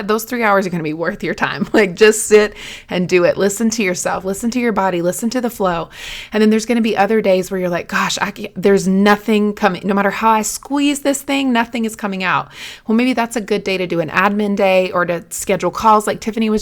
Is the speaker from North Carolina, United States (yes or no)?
yes; North Carolina, United States; I'm from North Carolina